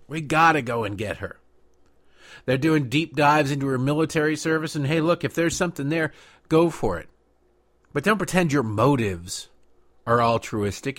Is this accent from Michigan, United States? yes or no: yes; Michigan, United States; growing up in Michigan